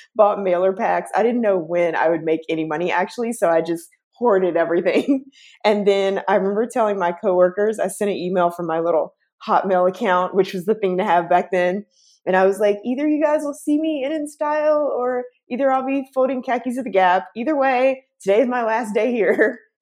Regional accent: Chattanooga, Tennessee, United States; moved away as an adult; also born or lived in Atlanta; now in San Francisco, United States; I'm originally from a small town in Tennessee, um, Chattanooga, Tennessee

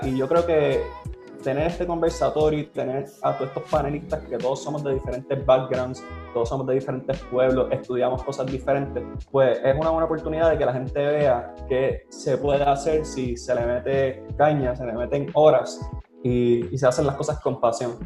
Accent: Trujillo Alto, Puerto Rico; yo soy de Trujillo Alto, Puerto Rico, pero yo muchas veces digo que soy de Caguas

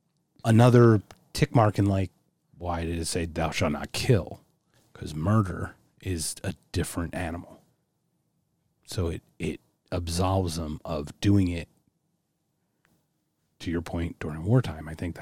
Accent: Philadelphia, Pennsylvania, United States; And I'm from Philly, too.

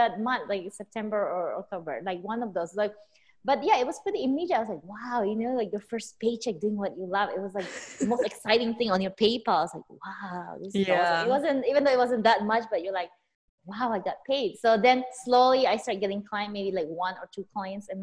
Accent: Philippines; also born or lived in California; now in Las Vegas, United States; I was born and raised in the Philippines.

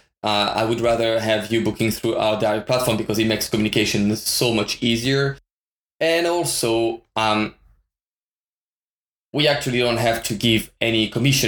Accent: France; moved away as an adult; now in Japan; I'm from France originally. My father was Spanish

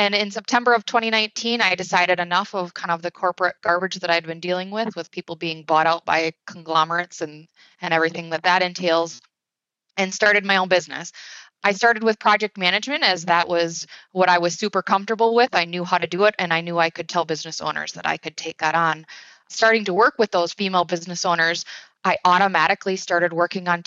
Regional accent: Wisconsin, United States; I'm from Wisconsin, born and raised. I live here with my husband

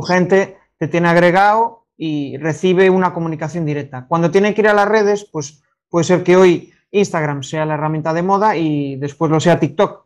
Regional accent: Galicia, Spain; como buen gallego

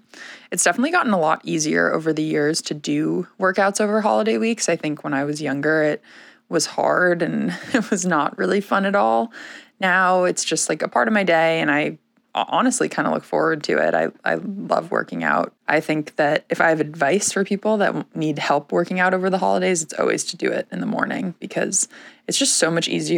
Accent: Weston, Massachusetts, United States; now in Sarasota, United States; I grew up in Weston, Massachusetts

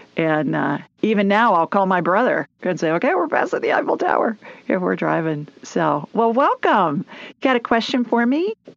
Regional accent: Columbus, Ohio, United States; now in Birmingham, United States; I grew up in Columbus

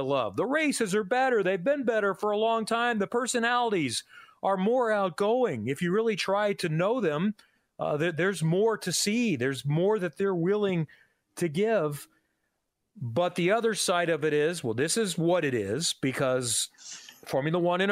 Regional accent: Indianapolis, Indiana, United States; This is my hometown. This is where I've lived forever.

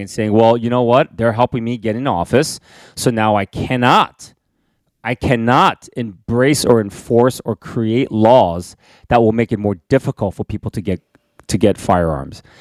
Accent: United States; I'm an, an American citizen

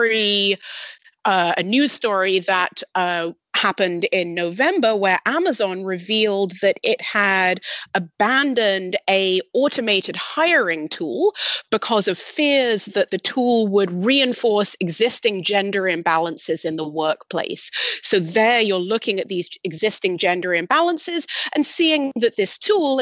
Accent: United Kingdom; I'm British

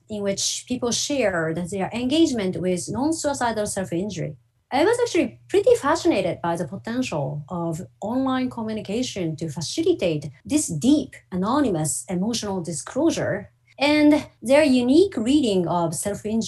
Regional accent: Tokyo, Japan; moved away as an adult; now in Toronto, Canada; I grew up in Tokyo, Japan, and moved to Canada to do graduate study.

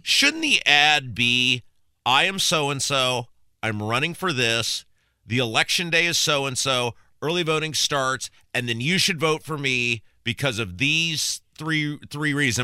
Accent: Brownsburg, Indiana, United States; my hometown of Brownsburg

